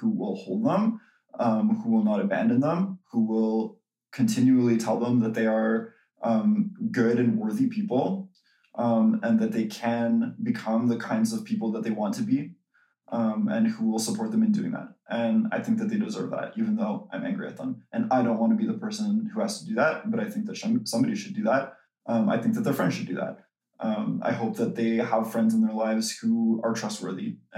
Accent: Canada; we're Canadian

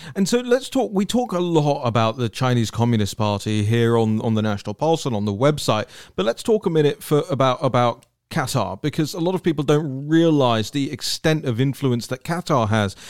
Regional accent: United Kingdom

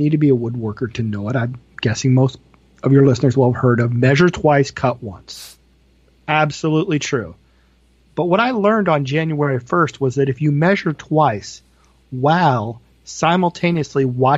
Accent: Iowa, United States; moved away as an adult; also born or lived in Washington, D.C. area / Martelle, Iowa; I wanted to move back to Iowa.

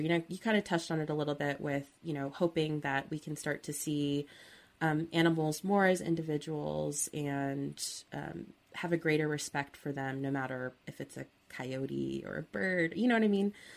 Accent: Southern California, United States; I'm from SoCal

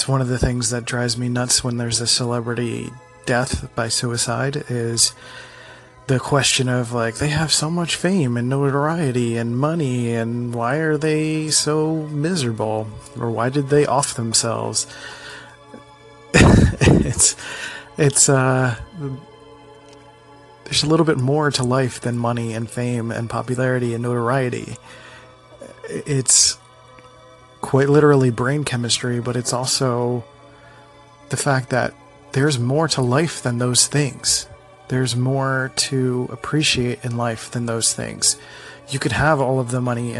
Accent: Philadelphia, Pennsylvania, United States; I'm from Philly, the city of brotherly love

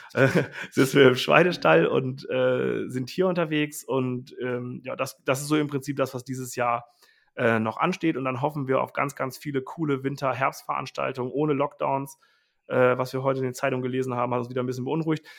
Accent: Wulfsen, Lower Saxony, Germany; also born or lived in Rosengarten; wir sind ja ursprünglich kommen wir aus Wulfsen

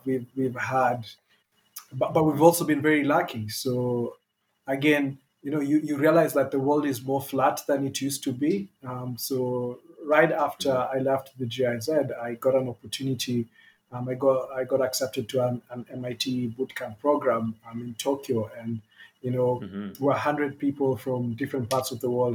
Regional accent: Kenya; We're all Kenyan, Kenyan-born

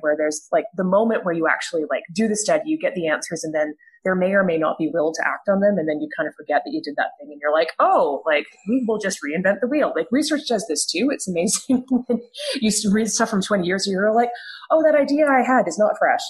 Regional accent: rural Alberta, Canada; as somebody who did grow up in rural Alberta

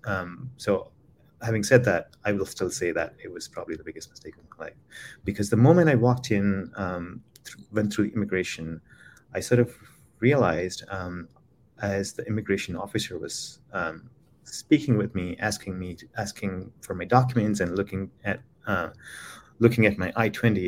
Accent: Khammam, Telangana, India; moved away as an adult; also born or lived in Philadelphia, United States; now in Chicago, United States; I was raised in Khammam, it, it, um, it's about four and a half hours from the city called Hyderabad in South India, and that's where I grew up.

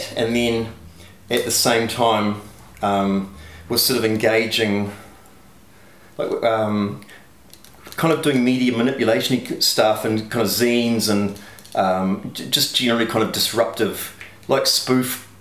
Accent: Dunedin, Otago, New Zealand; I grew up in Dunedin in Mornington

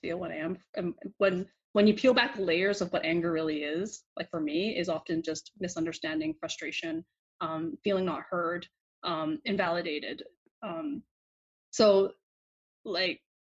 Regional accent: Vancouver, British Columbia, Canada; growing up in Vancouver

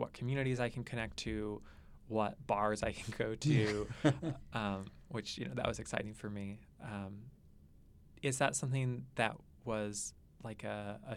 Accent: Tempe, Arizona, United States; growing up in that area where we both grew up

